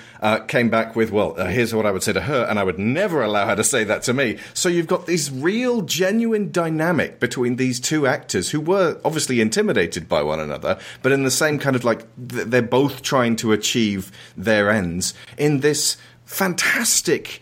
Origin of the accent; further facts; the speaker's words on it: United Kingdom; As a British person